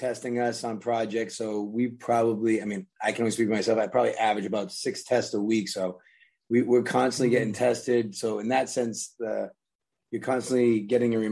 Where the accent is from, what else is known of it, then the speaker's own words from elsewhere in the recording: Worcester, Massachusetts, United States; moved away as an adult; also born or lived in Maine / San Francisco; I grew up in Worcester, Massachusetts, born there